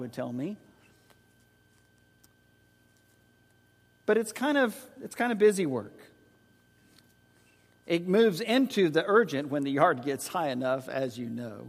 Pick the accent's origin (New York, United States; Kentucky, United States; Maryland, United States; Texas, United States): Texas, United States; San Antonio; also born or lived in Oklahoma City, Oklahoma; When Joyce and I moved from Oklahoma City at Oklahoma Christian College to San Antonio, served as youth minister there